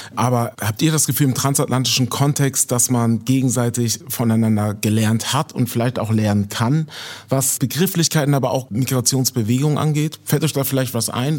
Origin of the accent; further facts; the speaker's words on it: Germany; Als Deutscher